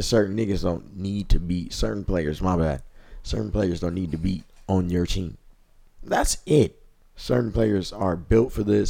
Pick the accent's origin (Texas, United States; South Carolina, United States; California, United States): California, United States; I'm from Cali